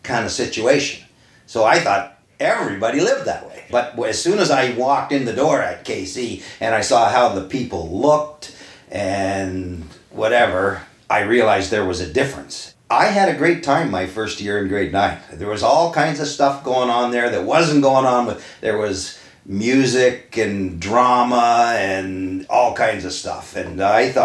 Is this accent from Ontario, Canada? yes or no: yes; Kingston, Ontario, Canada; I was born in Kingston in the North End. That's where I grew up till I was 13